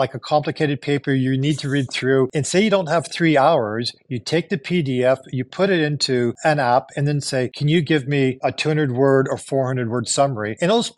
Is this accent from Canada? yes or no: yes; Canada; also born or lived in Japan; now in United States; I am Canadian